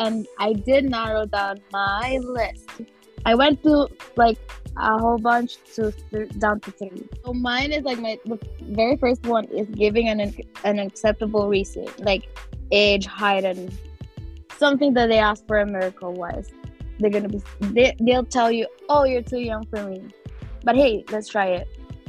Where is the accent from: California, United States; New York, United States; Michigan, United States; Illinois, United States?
New York, United States; Queens; Even if I live in Queens, I'm from Queens, not New York City, not the city.